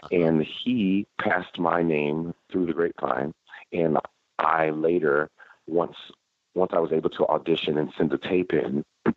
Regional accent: Fort Worth, Texas, United States; moved away; Born and raised in Fort Worth, Texas

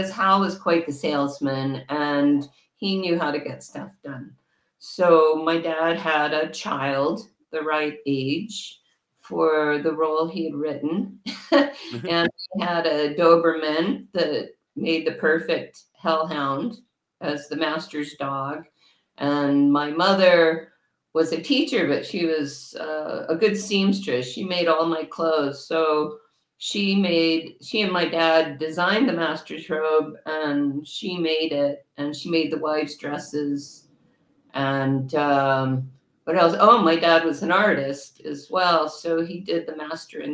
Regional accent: El Paso, Texas, United States; when I was growing up in El Paso, Texas

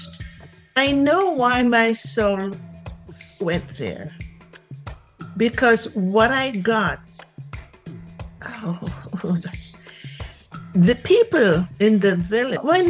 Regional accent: Jamaica; moved away; Jamaica. In Jamaica.

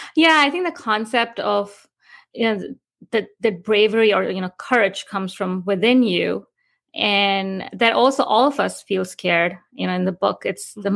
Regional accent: India; moved away as an adult; also born or lived in New York, United States; now in Florida, United States; I grew up in India and moved to New York in 2005 to pursue my higher education at Columbia University

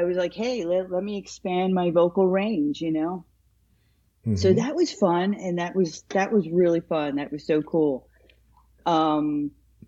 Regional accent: Princeton, New Jersey, United States; Since high school, since we're from the Princeton area

